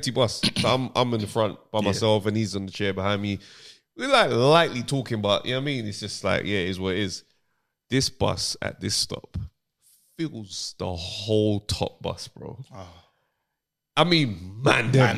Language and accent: English; London, United Kingdom; my South London upbringing